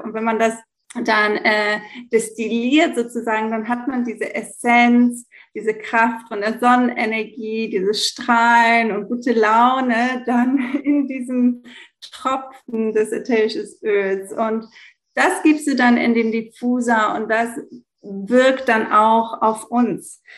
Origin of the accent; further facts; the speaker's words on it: Greece; moved away as an adult; also born or lived in Italy / Belgium / Hamburg, Germany; ich bin in Griechenland geboren und aufgewachsen, ähm, aber ich habe eine deutsche Mama, deshalb kann ich so gut Deutsch